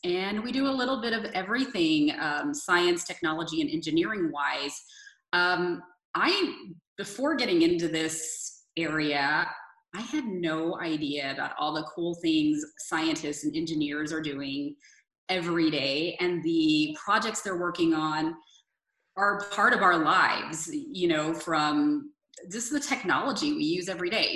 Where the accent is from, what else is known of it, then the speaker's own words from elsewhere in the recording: San Antonio, Texas, United States; moved away; I wanted to move back to my hometown, which is San Antonio